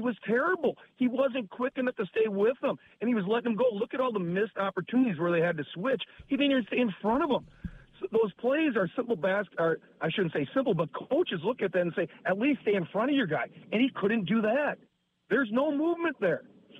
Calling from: De Pere, Wisconsin, United States; It's kind of funny because … from DePere also.

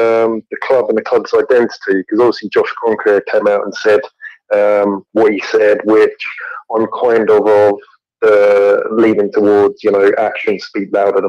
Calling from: London, United Kingdom; I'm calling from Acton in West London.

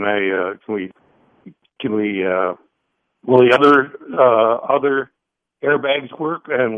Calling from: Summerfield, Florida, United States; Summerfield, Florida.

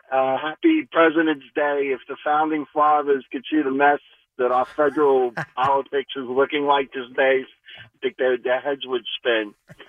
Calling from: New Jersey, United States; I'm calling from New Jersey

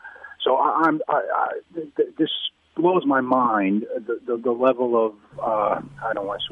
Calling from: New York City, New York, United States; No problems. … from New York City.

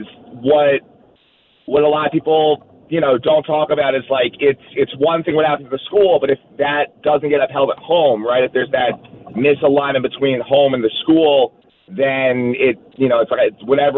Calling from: New York City, New York, United States; I'm calling from Queens.

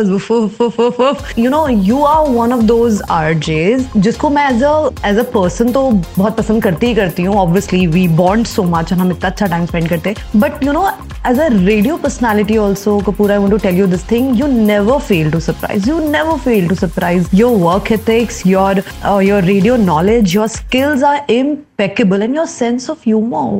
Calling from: Mumbai, Maharashtra, India; और मैं मुंबई से हूँ

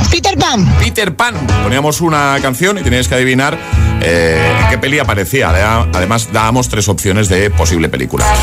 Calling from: Zaragoza, Aragon, Spain; Buenos días … de Zaragoza

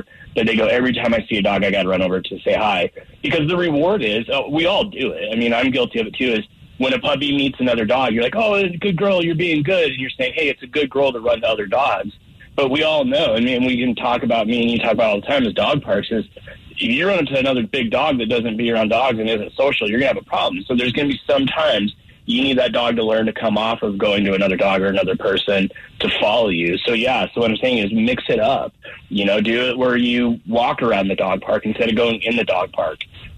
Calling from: Colorado Springs, Colorado, United States; Down in Colorado Springs today

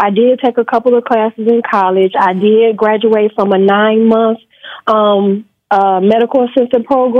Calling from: Michigan, United States; I'm from Michigan.

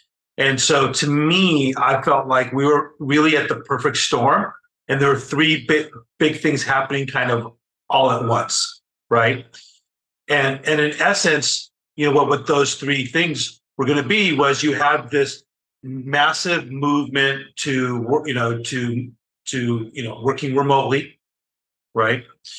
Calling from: Newport Beach, California, United States; So I'm in Southern California. So I'm about 35 miles south of Los Angeles in an area called Newport Beach.

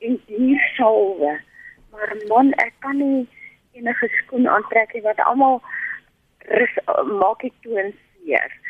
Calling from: Randfontein, Gauteng, South Africa; van Randfontein wat vir jou die hanger gestuur het daai tyd.

